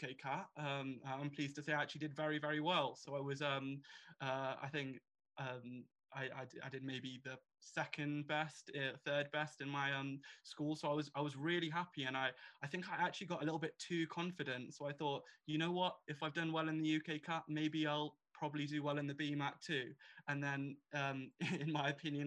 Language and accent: English; Birmingham, West Midlands, United Kingdom; I've been born and bred in Birmingham